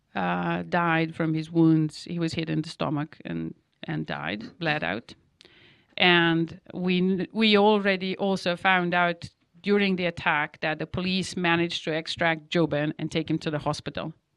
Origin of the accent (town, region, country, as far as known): Novi Sad, Vojvodina, Serbia; born or raised there; English is a second language; moved away as an adult